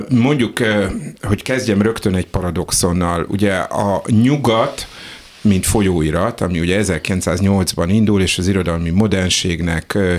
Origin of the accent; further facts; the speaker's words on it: Budapest, Hungary; 150 éves Budapest, ami ugye az én szülővárosom is